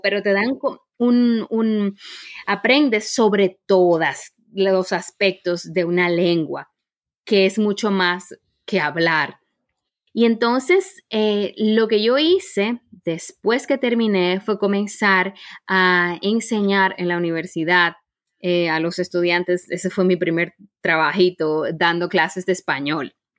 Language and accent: Spanish; Santo Domingo, Distrito Nacional, Dominican Republic; moved away as an adult; also born or lived in Santiago, Chile / Zurich, Switzerland; now in Germany; Yo soy eh, de Santo Domingo, de la República Dominicana, y viví ahí hasta que tuve 23 años.